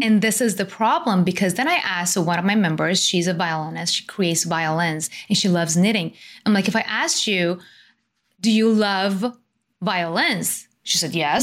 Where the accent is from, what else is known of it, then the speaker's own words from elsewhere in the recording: Iran; I was born and raised in Iran